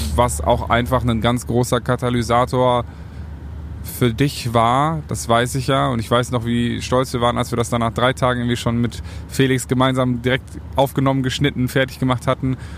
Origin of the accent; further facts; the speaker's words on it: North Rhine-Westphalia, Germany; ich bin in Ostwestfalen groß geworden